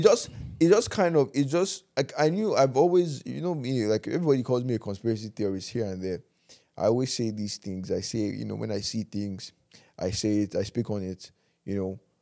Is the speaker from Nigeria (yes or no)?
yes; Nigeria; as Nigerian men